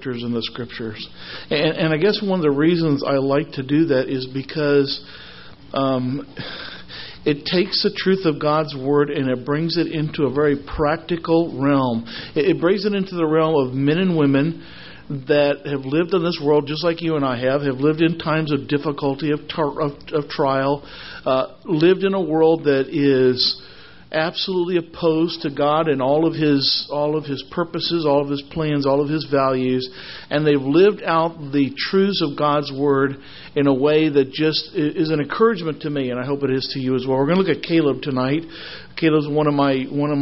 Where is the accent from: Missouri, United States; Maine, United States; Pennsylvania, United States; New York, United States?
Missouri, United States; I'm from Missouri, okay? We're not really Southern, but we know how to make tea in Missouri